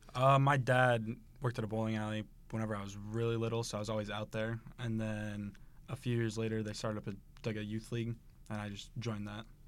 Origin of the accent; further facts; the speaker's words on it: Taylorville, Illinois, United States; moved away as an adult; now in Saint Charles, United States; I'm from Taylorville, Illinois.